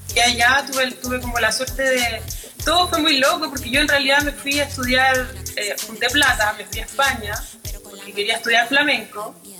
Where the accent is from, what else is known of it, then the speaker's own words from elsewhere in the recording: Norte Grande, Chile; also born or lived in New York, United States; now in Santiago, Chile; Nací en Santiago, pero me fui a, vivir al norte cuando tenía como dos años.